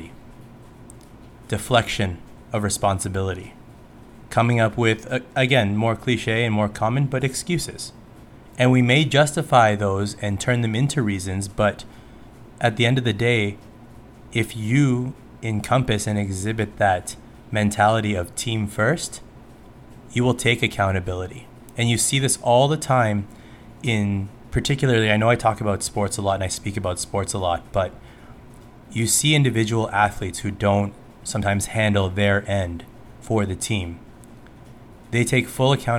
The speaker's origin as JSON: {"language": "English", "country": "Canada", "said": "especially as a Canadian"}